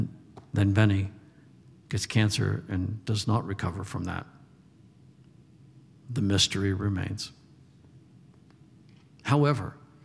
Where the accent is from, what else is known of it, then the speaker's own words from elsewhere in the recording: Texas, United States; I says, I'm from Texas, and it's not weird to hunt.